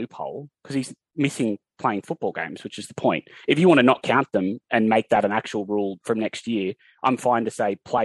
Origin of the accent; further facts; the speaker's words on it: Newcastle, New South Wales, Australia; I'm from Newcastle